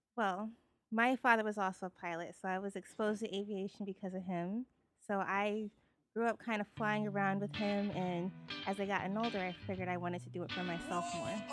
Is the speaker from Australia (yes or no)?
no; Minnesota, United States; now in Florida, United States; I'm, I'm from Minnesota